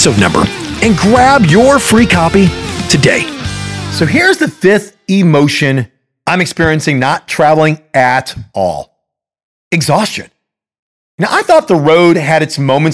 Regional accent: Chicago, Illinois, United States; I'm a Chicagoan

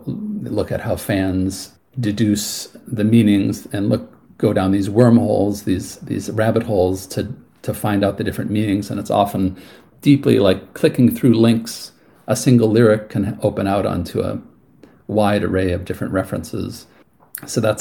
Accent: California, United States; moved away as an adult; also born or lived in Cambridge; now in Cork, Ireland; I was born in California

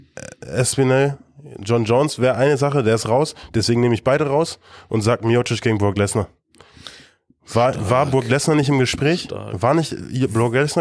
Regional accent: Germany; wir sind Deutsche.

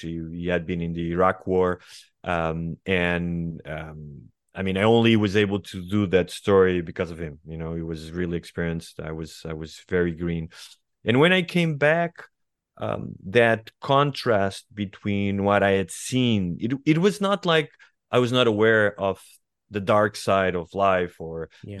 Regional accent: Estoril, Lisbon, Portugal; born or raised there; English is a second language; moved away as an adult; also born or lived in Sintra / New York / Rio de Janeiro / Madrid

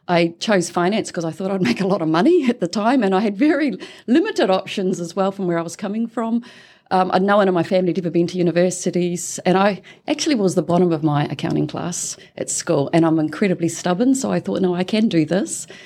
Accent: Tikawiri, Waikato, New Zealand; I am a New Zealander. I was a born and bred in Tikawiri, which is a very small town in the King Country.

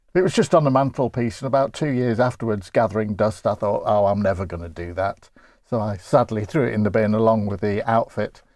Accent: Grimsby, Yorkshire and the Humber, United Kingdom; accent: Grimsby; I'm from Grimsby

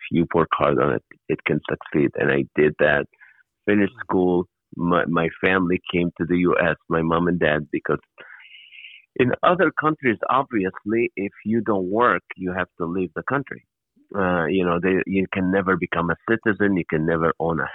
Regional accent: Kuwait; moved away; also born or lived in Nazareth, Israel; I was born in the Holy Land to a Christian Palestinian family. And then at age 3, my family moved to Kuwait, south of Iraq

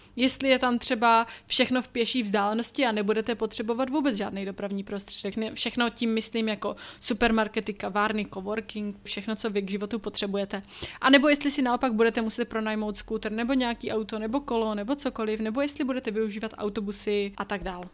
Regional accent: Czechia; moved away; odkud pocházíte, což pro nás je Česko

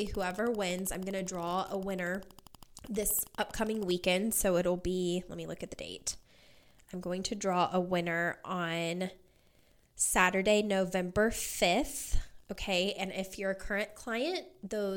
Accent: Kentucky, United States; moved away as an adult; now in Las Vegas, United States; I grew up, was born and raised in Kentucky, lived there my entire life up until last year

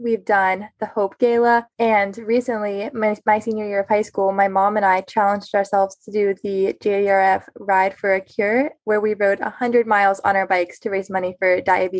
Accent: Lake Wylie, South Carolina, United States; I am from Lake Wylie, South Carolina, and I am starting my sophomore year of college. I go to Clemson University.

